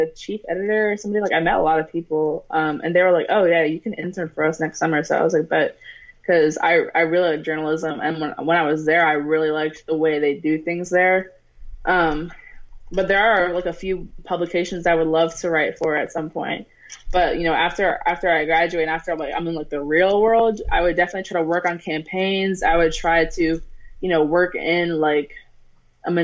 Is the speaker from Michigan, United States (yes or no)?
no; Maryland, United States; also born or lived in Pennsylvania; I'm from Maryland. I'm like halfway in between D.C. and Baltimore. I'm in Montgomery County.